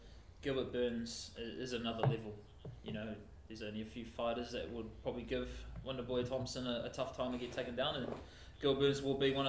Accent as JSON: {"language": "English", "country": "New Zealand", "said": "being a New Zealander"}